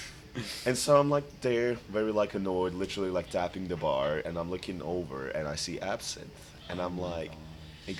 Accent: Split, Split-Dalmatia County, Croatia; English is a second language; my hometown Split

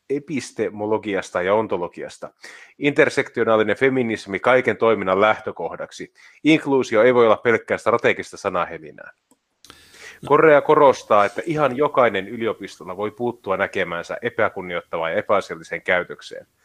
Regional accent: Finland; En ole maahanmuuttaja, olen syntyperäinen suomalainen.

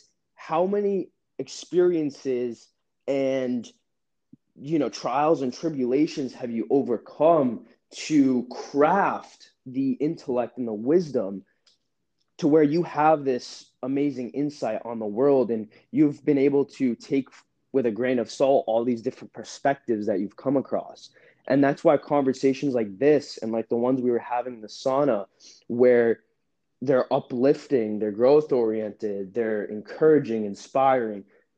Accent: Massachusetts, United States; moved away as an adult; also born or lived in Utah; now in California, United States; I grew up in Massachusetts

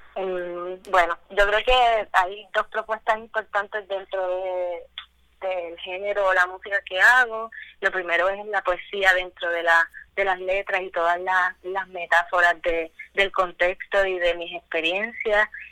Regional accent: Puerto Rico; now in Cayey, Puerto Rico; Yo soy original del Bonito

